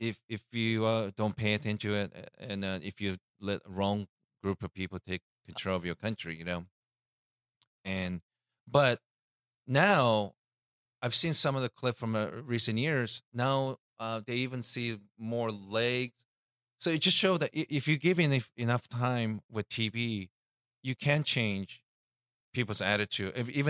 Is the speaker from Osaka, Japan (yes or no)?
yes; Osaka, Japan; That's my hometown, and I think if you like fashion, is it Gwen Stefani?